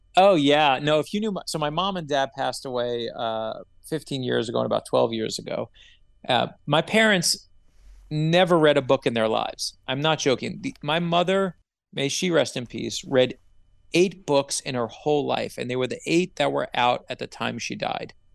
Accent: New York City, New York, United States; moved away; also born or lived in South Florida; I grew up in Brooklyn, New York

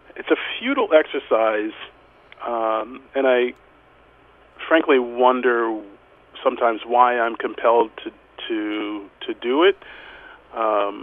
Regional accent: United States; as an American male

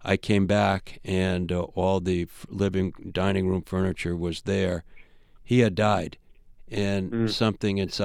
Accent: Rye, New York, United States; I grew up in Rye, Westchester, outside Manhattan

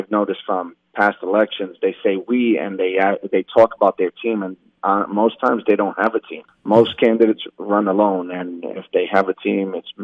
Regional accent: Allentown, Pennsylvania, United States; also born or lived in New York; I was born in New York, but I was raised in Allentown. I've been here since I was 2 years old.

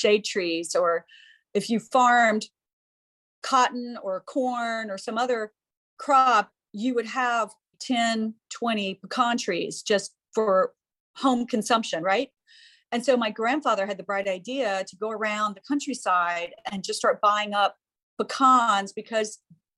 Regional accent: Georgia, United States; we're from the South. We're from Georgia

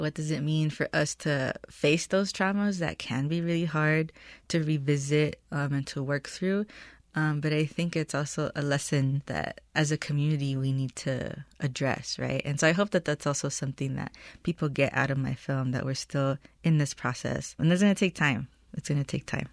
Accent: Los Angeles, California, United States; first language Spanish; English is a second language; I was born and raised in Los Angeles to Salvadoran migrants

